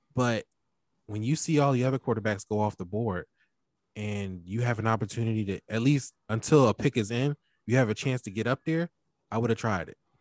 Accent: Philadelphia, Pennsylvania, United States; I'm from Philly

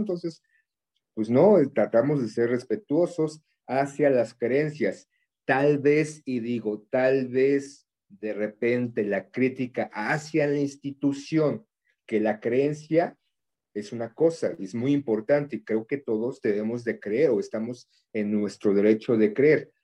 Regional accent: Mexico; desde niños nos inculcan de alguna forma pues somos de México, somos un país cristiano católico

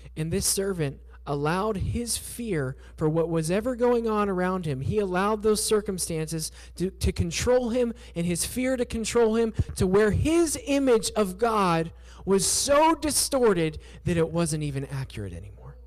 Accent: southwestern Pennsylvania, United States; moved away as an adult; also born or lived in Surabaya, Indonesia; I grew up in southwestern Pennsylvania

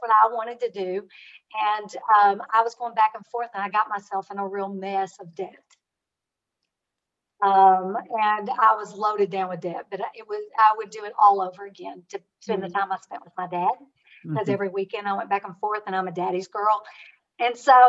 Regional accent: rural Kentucky, United States; I was raised in Kentucky

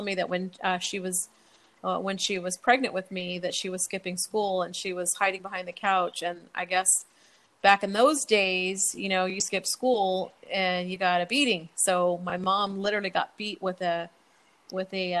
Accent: Indianapolis, Indiana, United States; also born or lived in Bloomfield, Indiana; I grew up in Indiana, Indianapolis, Indiana. And my family moved out to a small little town called Bloomfield, Indiana

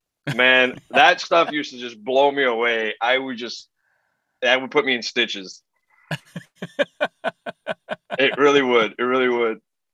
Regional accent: United States; I am full Greek, for the record. I was born in the States, but I'm full Greek and I know the Greek language.

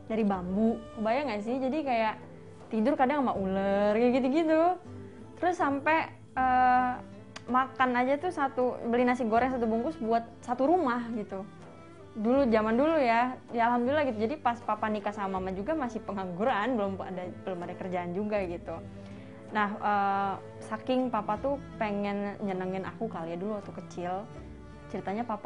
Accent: Jakarta, Indonesia; ngomong gue lu salah padahal gue orang Betawi gitu kan

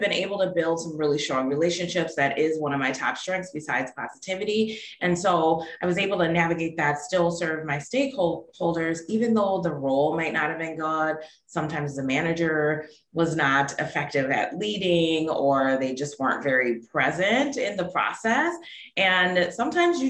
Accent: Milwaukee, Wisconsin, United States; moved away as an adult; also born or lived in Texas; now in Pittsburgh, United States; I grew up in Milwaukee, Wisconsin, lived there my whole life

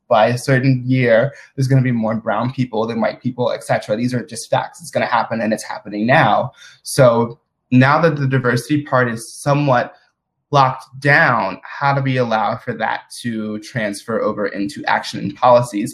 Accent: Madison, Mississippi, United States; I'm originally from Madison, Mississippi, which is like a suburb of the capital of Mississippi, which is Jackson. And I'm currently actually at home in Mississippi

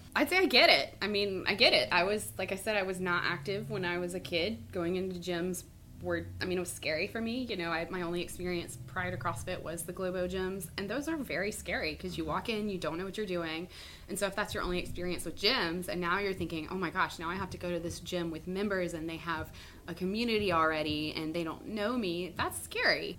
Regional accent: Mississippi, United States; moved away as an adult; now in Charleston, United States; I am born and raised in Mississippi

